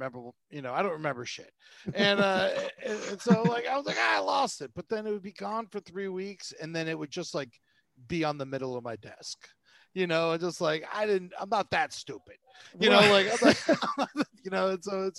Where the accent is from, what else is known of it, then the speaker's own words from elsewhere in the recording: Florida, United States; moved away; I grew up in Florida